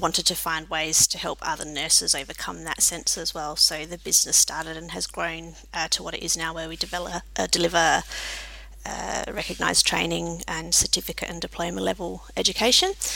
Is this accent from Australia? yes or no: yes; Adelaide, South Australia, Australia; also born or lived in Cook, South Australia / Reid, Western Australia / country Victoria; from Adelaide and still live here